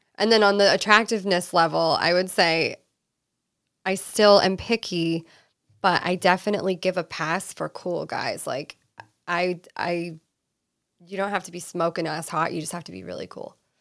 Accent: East Coast, United States; moved away as an adult; now in California, United States; I'm originally from the East Coast. I moved to California when I was twenty

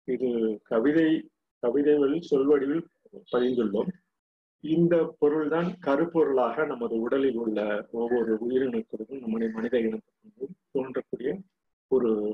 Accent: Ponmalai, Tamil Nadu, India; யாம் பிறந்தது பொன்மலை என்ற பகுதியில்

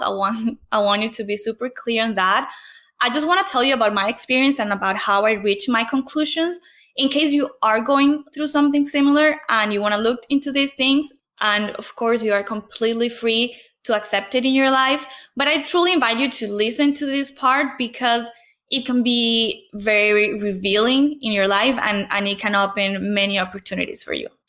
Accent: Venezuela; English is a second language; moved away as an adult; I had to leave Venezuela in 2015 because of the political crisis.

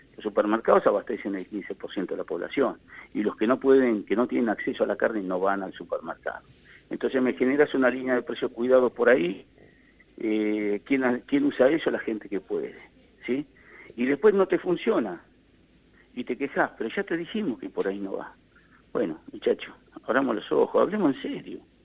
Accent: Argentina

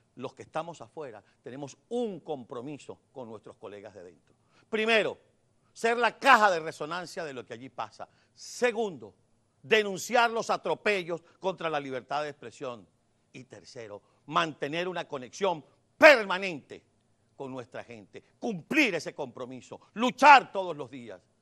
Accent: Venezuela; somos unos ciudadanos venezolanos, que nos preocupa nuestro país

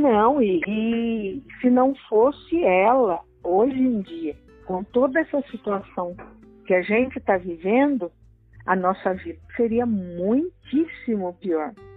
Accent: Tremembé, São Paulo, Brazil; eu sou de Tremembé

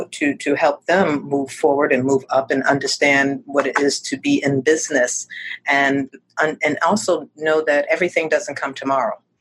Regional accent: Northeast Corridor of America, United States; moved away as an adult; now in Naples, United States; I'm from the Northeast Corridor of America, which is New York, Connecticut, Philadelphia, Boston, that whole area

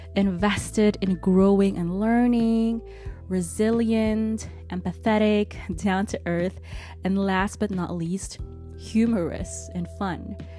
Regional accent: Bonn, North Rhine-Westphalia, Germany; also born or lived in Cologne; I grew up in Cologne's neighboring city, Bonn

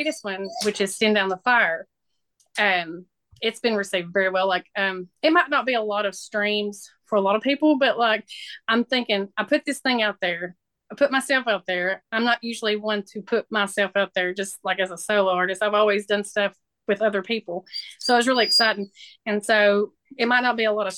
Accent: McMinnville, Tennessee, United States; moved away as an adult; now in West Virginia, United States; I am originally from Tennessee, a little town called McMinnville, south of Nashville.

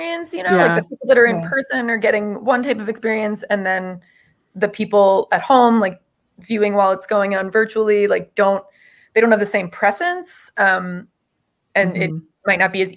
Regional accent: Florida, United States; moved away; I grew up in Florida

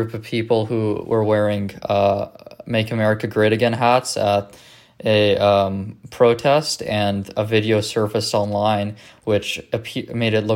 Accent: Canada; being Canadian

